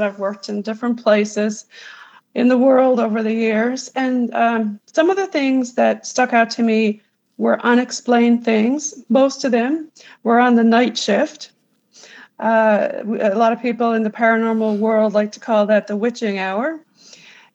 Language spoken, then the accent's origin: English; Newfoundland and Labrador, Canada; moved away as an adult; also born or lived in United States; I am a Newfoundlander, but I also lived in the USA for 23 years doing travel